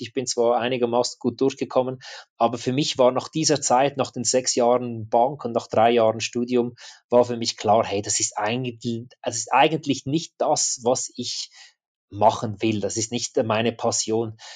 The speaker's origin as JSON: {"language": "German", "region": "apprenticeship in the canton of Zug", "country": "Switzerland", "said": "ich als Schweizer"}